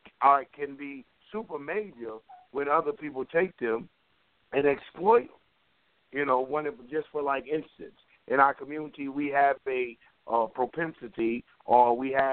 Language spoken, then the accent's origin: English; Atlanta, Georgia, United States; I'm from Atlanta